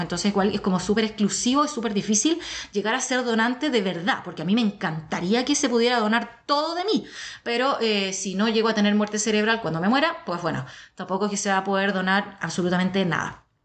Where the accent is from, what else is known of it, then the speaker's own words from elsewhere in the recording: Chile; yo soy la tercera chilena.